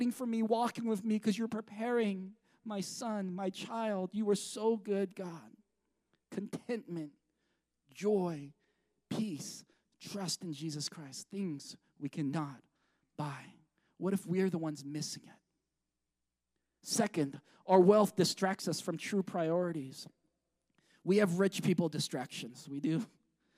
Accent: United States; I'm American

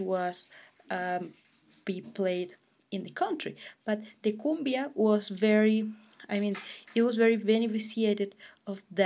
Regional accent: Bogotá, Bogotá Capital District, Colombia; I am from Bogota, the capital of Colombia, and it's a little bit far from the Colombian coast.

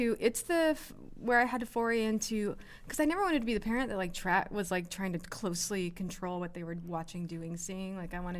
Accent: Salina, Kansas, United States; also born or lived in Los Angeles / Massachusetts; now in Arizona, United States; I grew up in Salina, Kansas, almost geographic center of the United States.

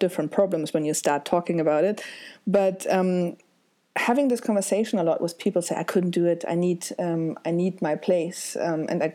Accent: near Hanover, Lower Saxony, Germany; moved away as an adult; also born or lived in Hamburg; I was born in Hamburg and I grew up on a tiny village next to Hamburg for the first 4 years of my life before we then moved to my grandparents' house for about 9 months while our actual new house was built, and that was more near Hanover

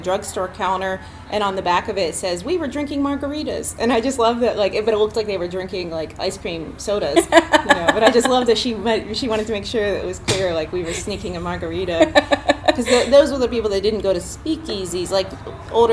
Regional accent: Philadelphia, Pennsylvania, United States; moved away as an adult; now in Chicago, United States; I actually grew up in Philadelphia, so not my true hometown

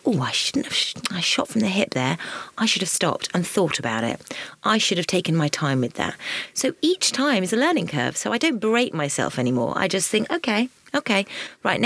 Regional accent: Suffolk, East of England, United Kingdom; moved away; I was a country bumpkin. And I was from Suffolk.

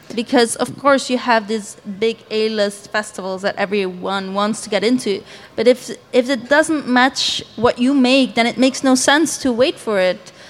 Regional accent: Belgium; I am from Belgium and I live in Ghent.

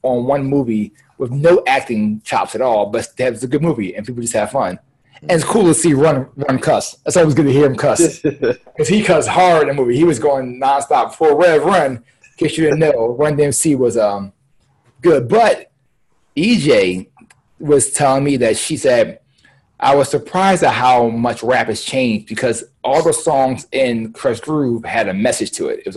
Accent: Philadelphia, Pennsylvania, United States; I'm from Philly

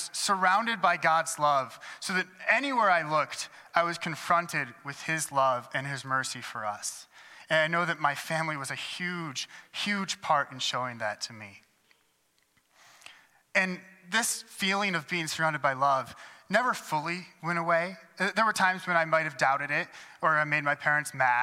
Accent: Adrian, Michigan, United States; moved away; at St. John's Lutheran Church in Adrian, Michigan, which is the church that actually spent the first 18 years of my life going

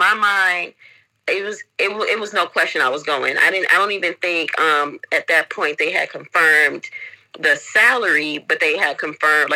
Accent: Detroit, Michigan, United States; moved away as an adult; also born or lived in London, United Kingdom / Jamaica; now in Lisbon, Portugal; from Detroit originally. My family or my people are from Jamaica, beautiful island of Jamaica

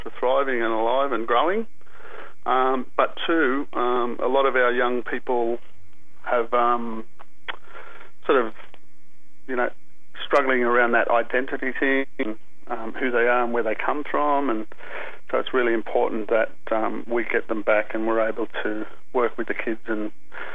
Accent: Sydney, New South Wales, Australia; I grew up in the Aboriginal community here at La Perouse in the southern suburbs of Sydney.

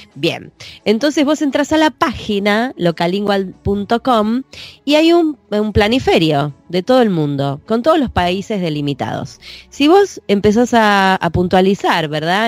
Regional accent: Buenos Aires, Argentina; yo soy porteña, ¿no? Entonces voy a Buenos Aires, me fijo, no, yo no vivo en La Plata, vivo en Buenos Aires, capital

